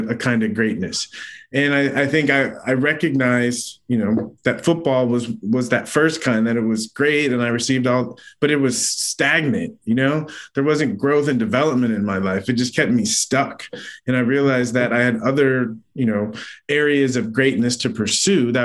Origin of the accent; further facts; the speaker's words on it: San Diego, California, United States; I grew up in San Diego